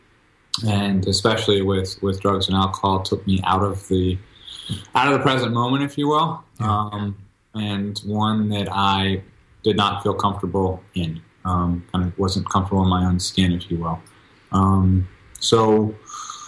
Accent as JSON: {"language": "English", "region": "Texas", "country": "United States", "said": "I'm originally from Texas"}